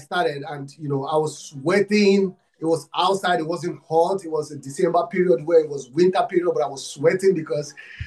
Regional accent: Nigeria; I'm from Africa, Nigeria. I'm from Nigeria

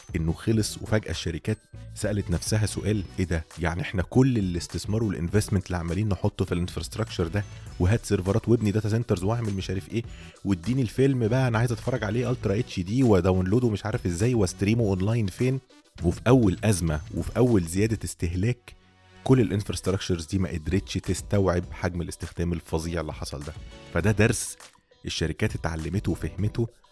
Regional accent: Egypt; عندنا في مصر

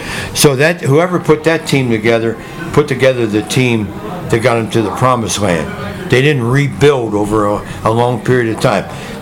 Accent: Cincinnati, Ohio, United States; I was born in Cincinnati

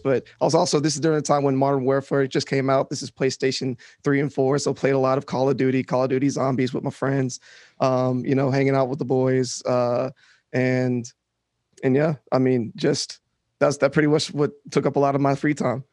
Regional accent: Shreveport, Louisiana, United States; moved away as an adult; also born or lived in New Orleans, Louisiana; now in Austin, United States; growing up in Shreveport was interesting

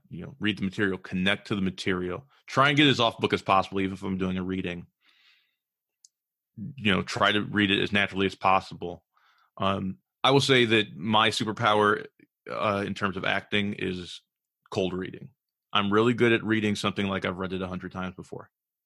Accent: California, United States; also born or lived in Chicago; So I actually grew up between Chicago and California. I was born in California, and then we moved to Chicago, and we went kind of back and forth between Chicago and California.

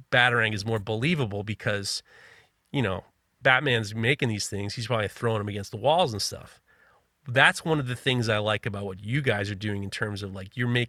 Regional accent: New York City, New York, United States; I'm growing up in New York City.

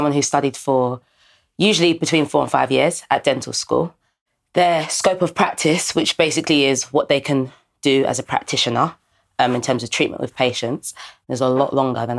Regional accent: Ghana; He was a black guy, and he actually was Ghanaian, and I'm obviously Ghanaian as well.

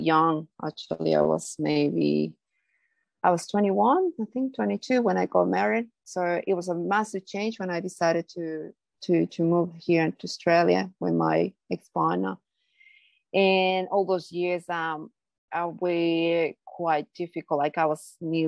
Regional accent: Bolivia; moved away; I am from Bolivia, South America. So it's a very Catholic, country. Like that's a main religion there, I guess. So I grew up on Catholicism

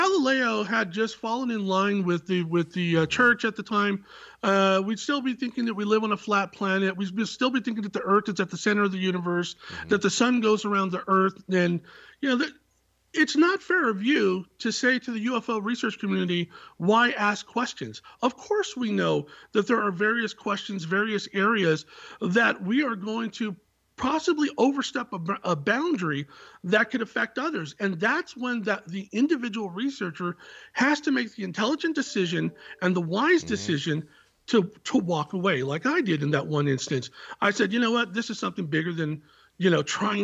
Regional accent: Silicon Valley, California, United States; I was born in the Silicon Valley

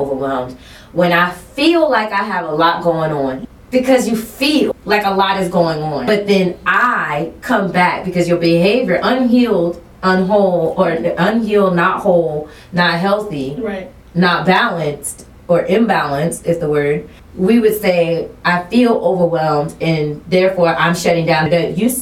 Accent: South Carolina, United States; I'm from South Carolina

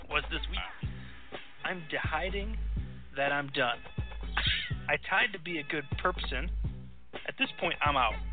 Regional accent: Las Vegas, Nevada, United States; So I'm Vegas. I'm from Vegas, and I'm good with a shank.

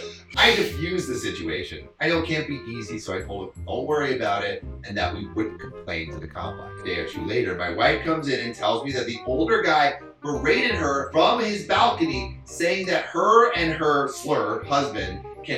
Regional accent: Los Angeles, California, United States; We're also from, like, L.A. All right, we're from California.

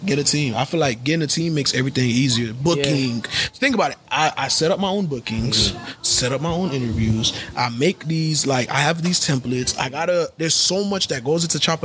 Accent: Broward, Florida, United States; I grew up in Broward

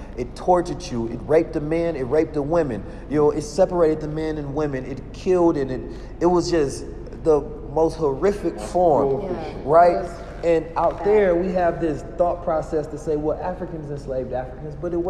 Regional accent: California, United States; I'm from Cali.

